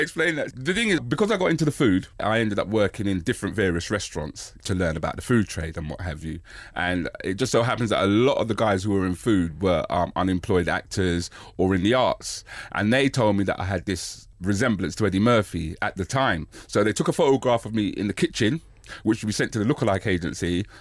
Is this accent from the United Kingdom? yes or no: yes; United Kingdom; I'm black British and I'm born here